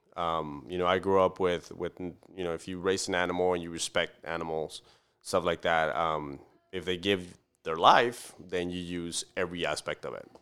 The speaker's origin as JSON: {"language": "English", "town": "Camargo", "region": "Chihuahua", "country": "Mexico", "tie": "born or raised there", "moved": "yes", "lives_now": "Fort Worth, United States", "said": "I'm originally from Mexico. I was born and raised in Mexico"}